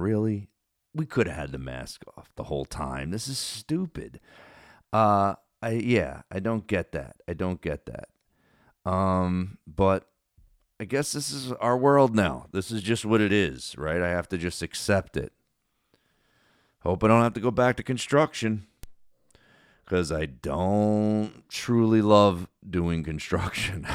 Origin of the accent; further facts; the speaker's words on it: Cherry Hill, New Jersey, United States; the guys I grew up with in Cherry Hill